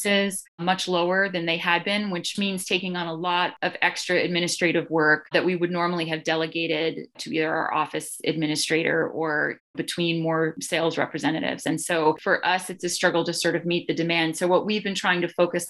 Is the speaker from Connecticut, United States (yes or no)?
yes; Connecticut, United States; now in Boston, United States; my hometown, which is Connecticut, but I live in Jamaica Plain. I've been Boston-based since 1998